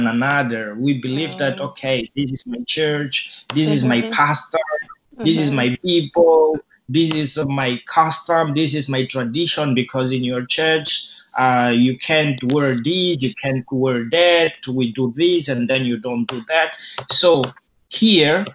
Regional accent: Mozambique; English is a second language; moved away as an adult; now in Japan; I'm from Mozambique, as I told you, and I used to speak Portuguese in my country.

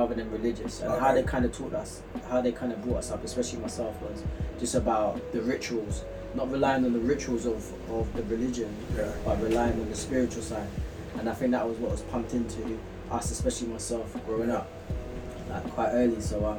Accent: London, United Kingdom; I grew up not too far from there, actually. I grew up in South Norwood, like primary school, South Norwood. I went to a Croydon school.

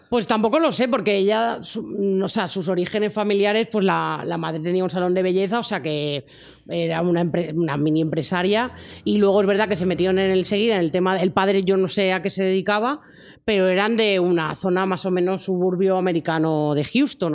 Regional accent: Spain; en España nos parece como más raro

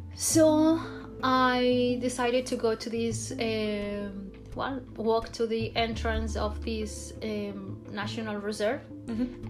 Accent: Barcelona, Catalonia, Spain; English is a second language; I'm from Barcelona.

